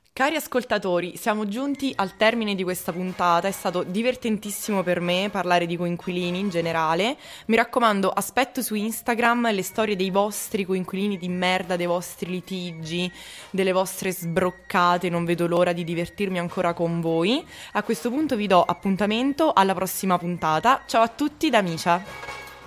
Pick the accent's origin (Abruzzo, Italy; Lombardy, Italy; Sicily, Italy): Abruzzo, Italy; io per esempio sono abruzzese